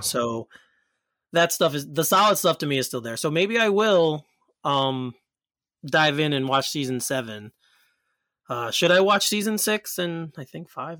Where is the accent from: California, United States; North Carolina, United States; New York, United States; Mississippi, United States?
New York, United States; Elmont; my hometown of Elmont, New York